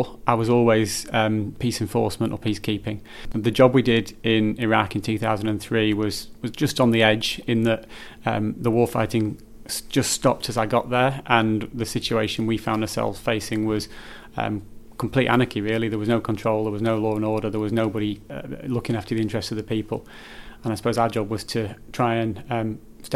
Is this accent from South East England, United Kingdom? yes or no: no; Morecambe, North West England, United Kingdom; also born or lived in Caton / Heysham / Bolton-le-Sands / Garstang; I'm from Morecambe and Lancashire really. Grew up in the area, born in Lancashire